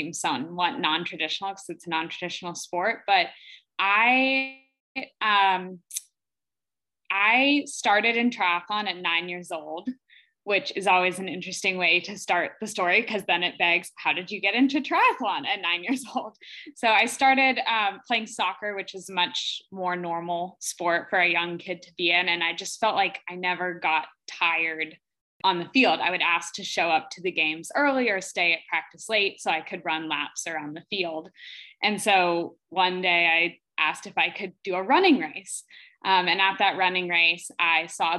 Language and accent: English; the West, United States; I'm from the West